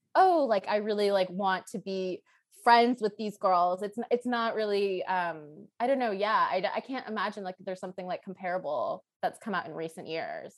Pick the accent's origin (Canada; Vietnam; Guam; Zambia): Canada; Toronto, Ontario; I grew up in Toronto, I'm from Toronto